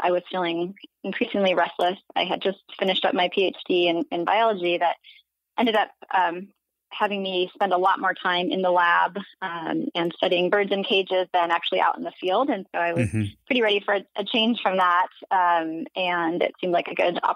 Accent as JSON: {"language": "English", "region": "Alaska", "country": "United States", "tie": "born or raised there", "said": "I grew up in Alaska, so I definitely have a lot of experience up here"}